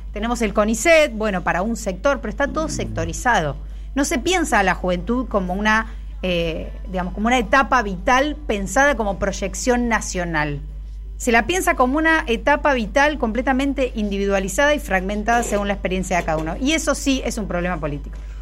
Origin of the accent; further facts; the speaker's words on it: Argentina; nosotros nos pensamos como un país eh, hecho de migrantes